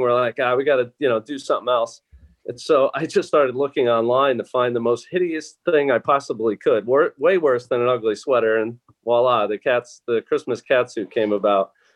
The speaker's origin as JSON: {"language": "English", "region": "New Jersey", "country": "United States", "tie": "born or raised there", "also_born_or_lived": "Pittsburgh, Pennsylvania", "moved": "yes", "said": "i grew up thankfully in New Jersey"}